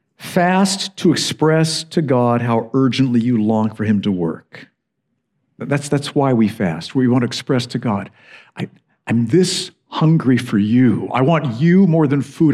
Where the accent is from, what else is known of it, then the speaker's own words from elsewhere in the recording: United States; now in United Kingdom; I'm an American